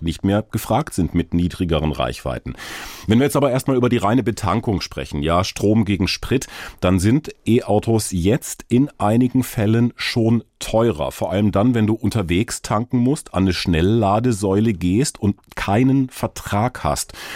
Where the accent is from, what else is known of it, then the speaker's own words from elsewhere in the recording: Karlsruhe, Baden-Württemberg, Germany; Ich komme aus so einer Fahrradstadt aus Karlsruhe, wo man ganz gut unterwegs sein kann.